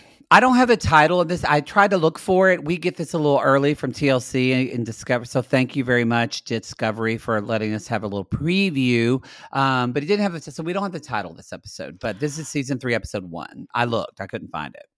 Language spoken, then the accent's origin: English; Lone Grove, Oklahoma, United States; moved away; also born or lived in Ardmore, Oklahoma; I'm actually from Lone Grove, which is four thousand people.